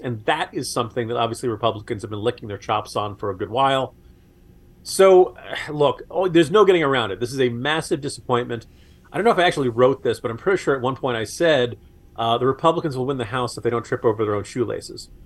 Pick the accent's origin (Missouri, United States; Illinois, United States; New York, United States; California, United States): New York, United States; New York area, United States; moved away; I grew up in the New York area